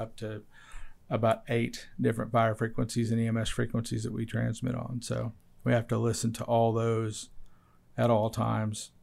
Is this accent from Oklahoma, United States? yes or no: yes; Yale, Oklahoma, United States; my hometown of Yale